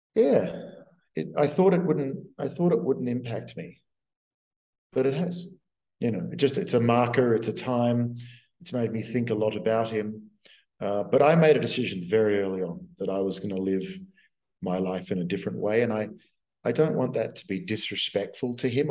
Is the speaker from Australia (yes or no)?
yes; Australia; moved away as an adult; also born or lived in United States; I'd been a dweeby kid at um, high school in Australia